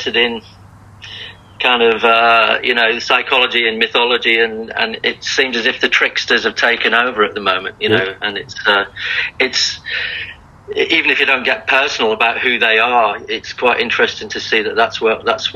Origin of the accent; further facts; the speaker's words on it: Liverpool, North West England, United Kingdom; moved away as an adult; also born or lived in Blackpool; now in Australia; I moved from Liverpool, actually, when I was in my early teens, to a place north of Liverpool called Blackpool